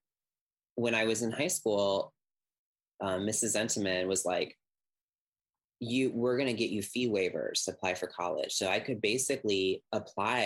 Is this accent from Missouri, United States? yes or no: yes; St. Louis, Missouri, United States; moved away as an adult; also born or lived in Chicago; now in Kansas City, United States; I'm in Chicago, I'm away from St. Louis